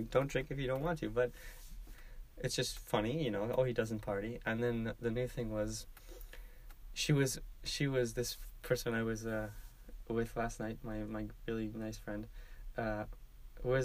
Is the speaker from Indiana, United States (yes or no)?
no; Southern California, United States; We are from Southern California.